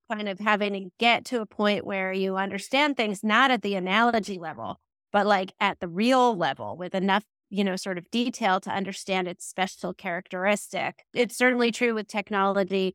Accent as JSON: {"language": "English", "region": "New Jersey", "country": "United States", "also_born_or_lived": "Florida", "moved": "as an adult", "said": "I'm from New Jersey. I think that's really important, a formative experience for me."}